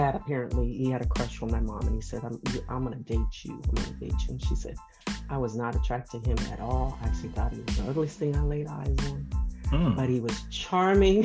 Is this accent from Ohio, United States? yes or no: yes; Marion, Ohio, United States; I was born in Marion, Ohio, about an hour north of Columbus